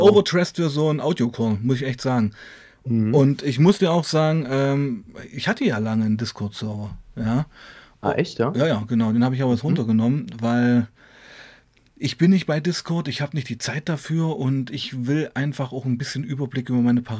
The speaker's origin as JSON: {"language": "German", "town": "Weißenfels", "region": "Saxony-Anhalt", "country": "Germany", "said": "Nein, ich, ich wohne in Sachsen, komme aber aus Weißenfels, Sachsen-Anhalt, genau."}